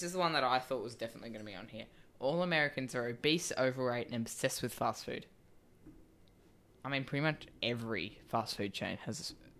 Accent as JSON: {"language": "English", "country": "Australia", "said": "we're both Australian"}